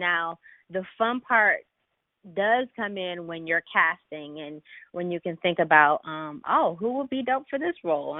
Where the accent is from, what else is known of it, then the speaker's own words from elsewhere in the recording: Philadelphia, Pennsylvania, United States; now in Los Angeles, United States; Before I moved to LA, I'm from Philly. But both my parents are born and raised in Detroit